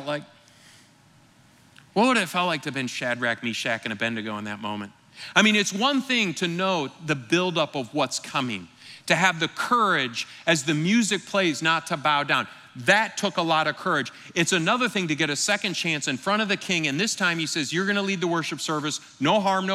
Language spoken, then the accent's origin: English; Michigan, United States; moved away; I grew up in Michigan with the Detroit Lions